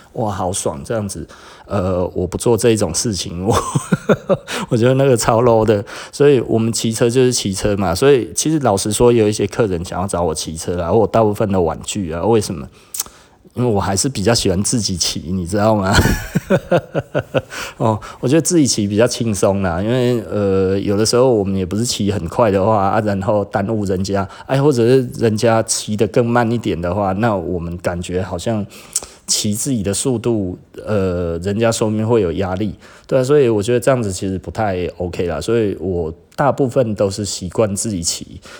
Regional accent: Taiwan; 我们台湾人其实就是 model 身材

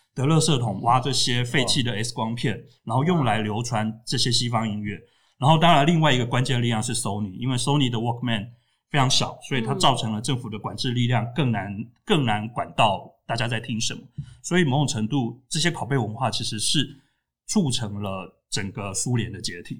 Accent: Tainan, Taiwan; 我在台南长大，十几岁的时候，家里附近开始出现那种录影带店

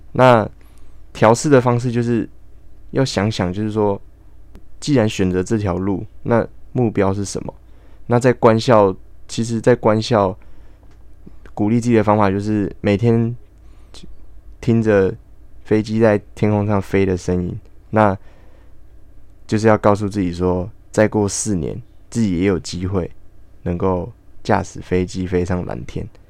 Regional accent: Hualien, Hualien County, Taiwan; 我来自花莲，然后毕业于花莲县四维高中，然后我是就读普通科

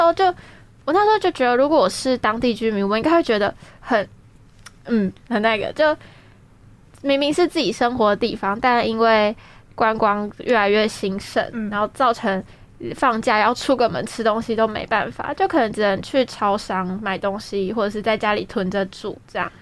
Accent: Tainan, Taiwan; 我是台南人嘛，我从小就在台南出生，我的幼稚园啊到高中全部都在台南

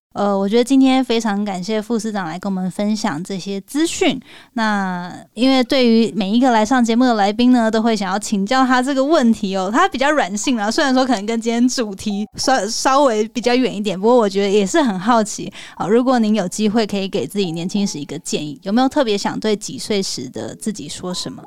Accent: Taiwan; moved away; also born or lived in United States; 我们身为台湾人的这个义务

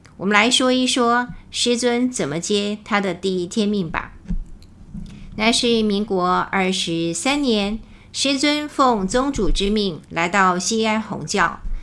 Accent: Taiwan; 我们台湾人讲到共产党可能很不屑

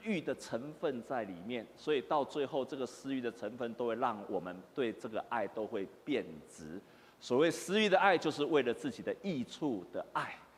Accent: Taiwan; 我们台湾人

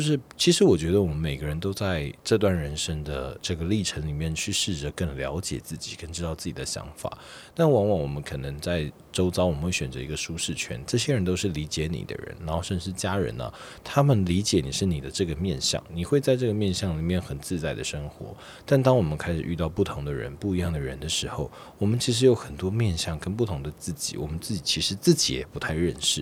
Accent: Taiwan; 自己身为台湾人是很开心的

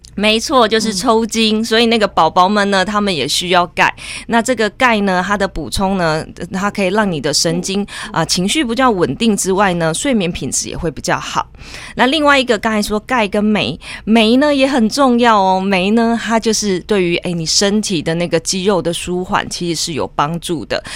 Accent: southern Taiwan, Taiwan; 我们身在南部真的是太幸福了

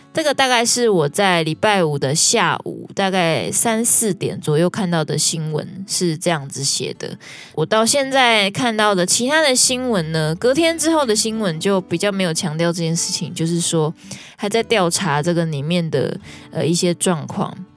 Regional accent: southern Taiwan, Taiwan; 我跟我老公都是南部人

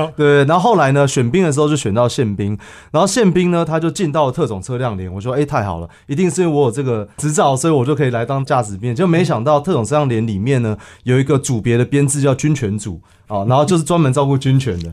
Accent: Taipei, Taiwan; 我其实是台北长大的小孩

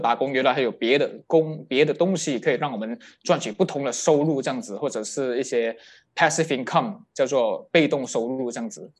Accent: Kelantan, Malaysia; moved away; 我的家乡在一个吉兰，叫做吉兰丹

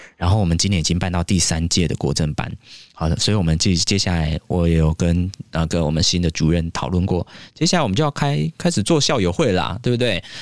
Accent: Yangmei, Taoyuan, Taiwan; 我国小念瑞梅国小，杨梅，国中念阳明国中，杨梅，我连高中都念阳梅高中

